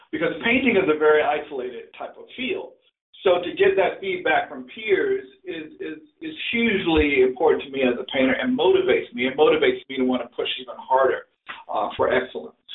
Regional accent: the South, United States; And I and, and I grew up in the South, so I did a lot of boats, I did a lot of barns, I did a lot of different type rural things.

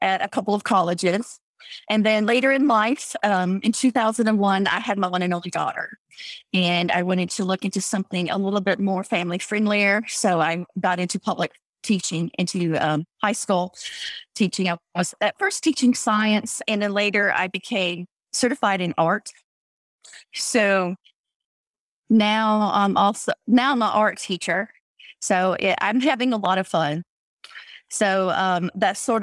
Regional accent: Texas, United States; I grew up in Texas

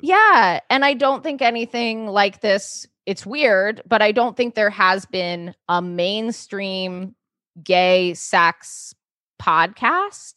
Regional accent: New York City, New York, United States; I grew up in New York City

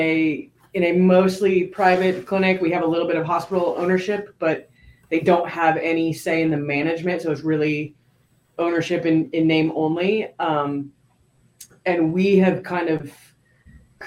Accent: Southern California, United States; moved away as an adult; now in Gainesville, United States; growing up in Southern California

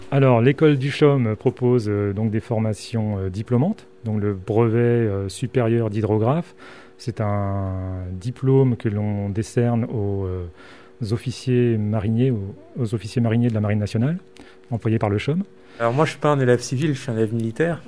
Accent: Côte d’Ivoire; moved away as an adult; je viens de la Côte d'Ivoire.

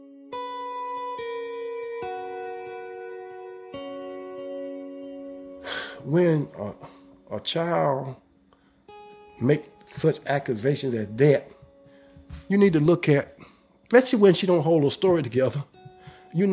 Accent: Kinston, North Carolina, United States; I grew up out there in the Institute area right out from Kinston

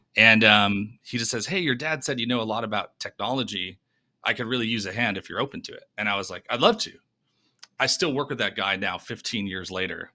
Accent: New York, United States; moved away as an adult; also born or lived in Denver; now in Nashville, United States; originally from, uh, from New York

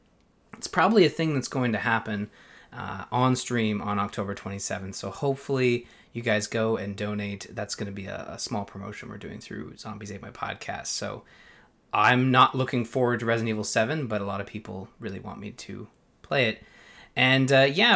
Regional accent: Canada; I'm Canadian

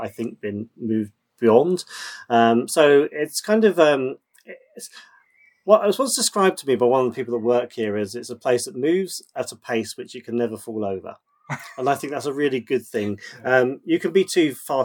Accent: Oxfordshire, South East England, United Kingdom; moved away as an adult; also born or lived in Reading; now in Biggleswade, United Kingdom; I was brought up in Oxfordshire, not too far south of Oxford

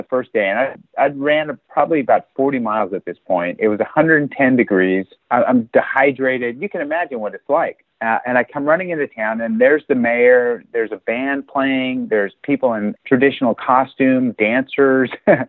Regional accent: United States; I'm an American diplomat

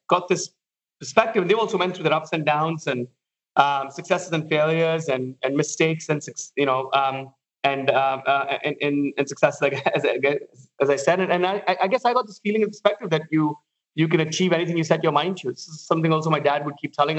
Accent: Mumbai, Maharashtra, India; moved away as an adult; I've spent my first almost 27 to 30 years in Mumbai growing up

